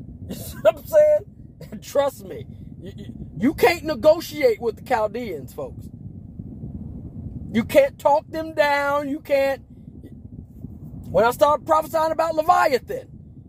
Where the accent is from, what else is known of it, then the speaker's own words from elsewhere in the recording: Las Vegas, Nevada, United States; born there; I was born in Las Vegas, Nevada, to a military family that's from Chicago.